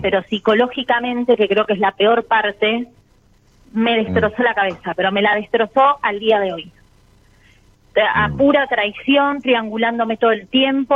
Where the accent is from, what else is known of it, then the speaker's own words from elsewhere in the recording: Avellaneda, Buenos Aires Province, Argentina; De Avellaneda, Buenos Aires.